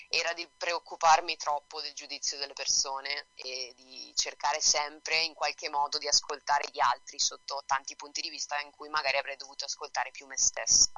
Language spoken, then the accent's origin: Italian; Bergamo, Lombardy, Italy; now in Florence, Italy; Io vivo a Firenze, sono nata a Bergamo, però vivo qua con la mia ragazza a Firenze.